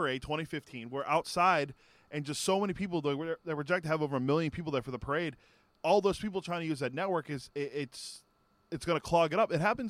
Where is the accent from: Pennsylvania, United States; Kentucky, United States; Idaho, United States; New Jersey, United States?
Pennsylvania, United States; Pittsburgh; I grew up in Pittsburgh.